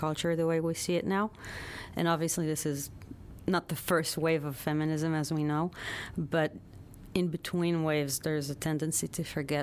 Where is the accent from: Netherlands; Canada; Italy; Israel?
Israel; Tel Aviv, Tel Aviv District; moved away as an adult; now in United States; I was born in Tel Aviv and grew up in Israel, moved here